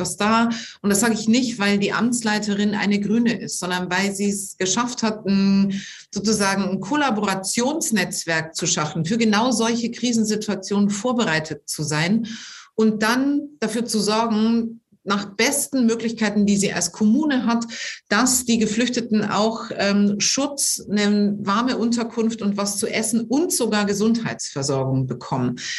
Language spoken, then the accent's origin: German; near Neuburg an der Donau, Bavaria, Germany; moved away as an adult; now in Düsseldorf, Germany; diese sehr kleine Stadt ist gar nicht so weit weg äh, von da, wo ich groß geworden bin